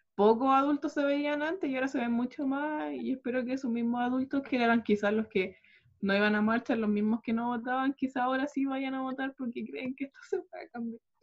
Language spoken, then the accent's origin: Spanish; Chile; debido a toda nuestra historia como chilenos